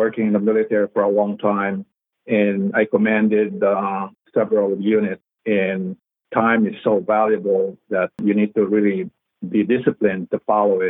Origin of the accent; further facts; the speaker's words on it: Philippines; also born or lived in Texas; now in United States; I grew up, born and raised in the Philippines